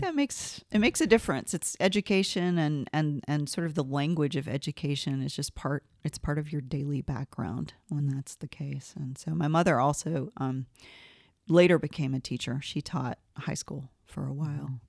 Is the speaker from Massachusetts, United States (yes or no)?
no; Gainesville, Georgia, United States; I grew up in Gainesville, Georgia, which is a little town about an hour northeast of Atlanta